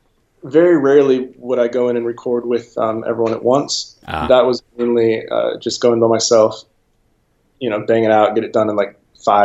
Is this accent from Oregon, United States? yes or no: no; Los Angeles, California, United States; moved away as an adult; now in North Carolina, United States; I moved away from LA a couple years ago. That's actually where I was from, born and raised in California